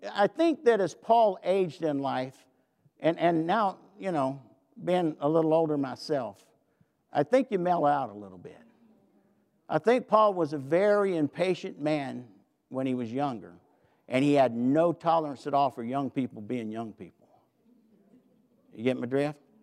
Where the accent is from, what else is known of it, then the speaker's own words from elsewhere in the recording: the South, United States; I'm from the South